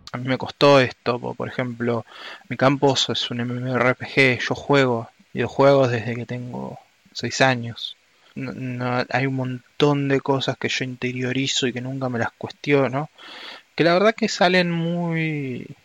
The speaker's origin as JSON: {"language": "Spanish", "country": "Argentina", "said": "soy argentino"}